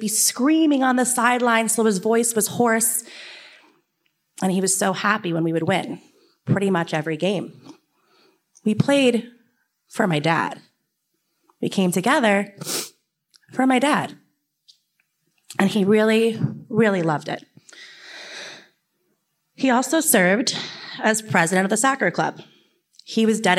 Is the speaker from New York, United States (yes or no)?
yes; Kings Park, New York, United States; I grew up in Kings Park, New York. It is about a half hour east of here, and it's a small town on the North Shore.